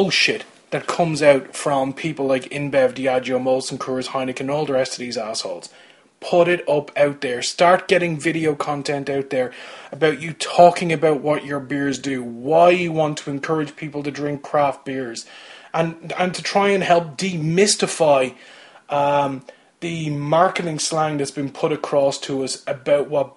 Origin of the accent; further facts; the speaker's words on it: Kildare, Leinster, Ireland; I'm from Kildare